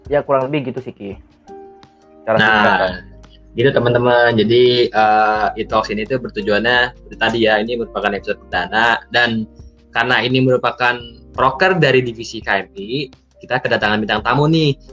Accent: Bogor, West Java, Indonesia; Sama sih, aku juga dari Bogor.

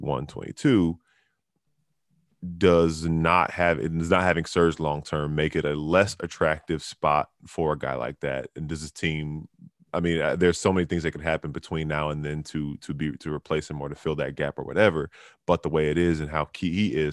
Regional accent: Charlotte, North Carolina, United States; born there; I mean, I was born in Charlotte, so I'm not going to say it's not even like me coming at my city

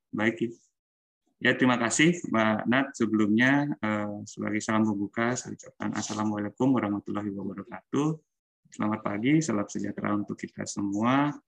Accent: Tampaksiring, Bali, Indonesia; saya sendiri asli Bali Eh, tepatnya dari Tambak Siring, Kabupaten Gianyar.

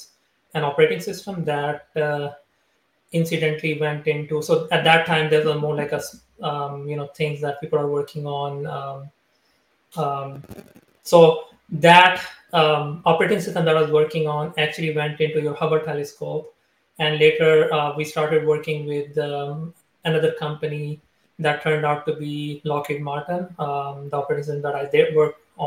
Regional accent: Pakistan; moved away; I am from Pakistan originally. I was born there

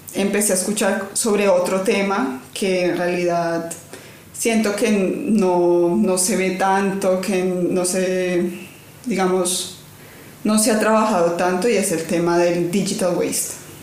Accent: Cali, Valle del Cauca, Colombia; moved away; yo vengo de Cali, la capital de la salsa, en Colombia

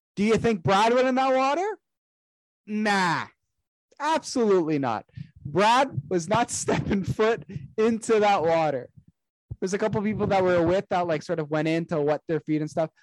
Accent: Canada; I'm Canadian. I've been here my entire life.

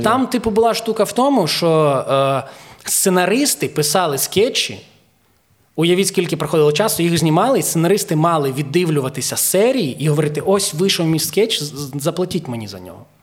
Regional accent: Zhytomyr, Zhytomyr Oblast, Ukraine; first language Ukrainian; в дворі в Житомирі, я з Житомира

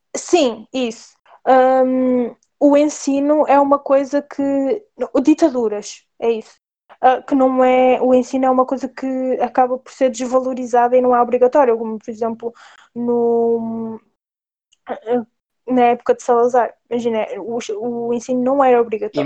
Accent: Portugal; eu nasci em Portugal

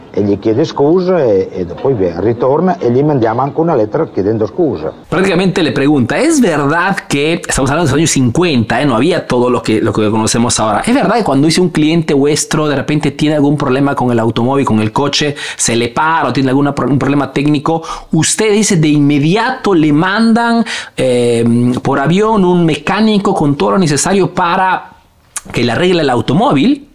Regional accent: Peru; now in Italy; soy un emprendedor peruano

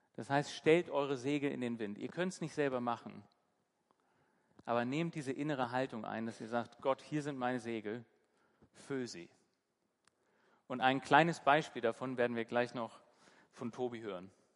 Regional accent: Hamburg, Germany; now in Bremen, Germany; ich bin in Hamburg aufgewachsen

